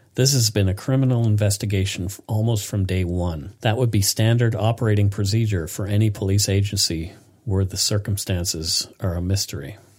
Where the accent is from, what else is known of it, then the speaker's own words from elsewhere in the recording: Bridgewater, Nova Scotia, Canada; now in Vancouver, Canada; my hometown, Bridgewater, Nova Scotia